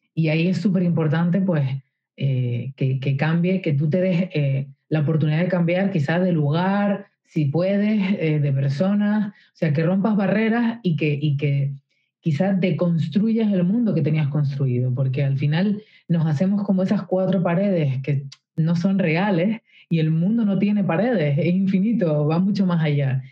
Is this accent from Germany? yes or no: no; Canary Islands, Spain; yo soy de Canarias, de unas islas